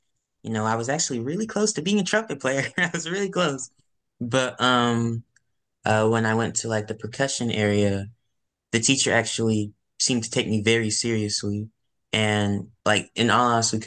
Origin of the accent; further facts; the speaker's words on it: Canton, Mississippi, United States; now in Burbank, United States; I'm currently based in Burbank, California, but I'm originally from Canton, Mississippi